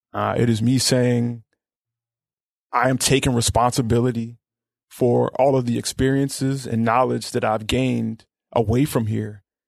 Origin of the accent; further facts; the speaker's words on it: Memphis, Tennessee, United States; I grew up in Orange Mound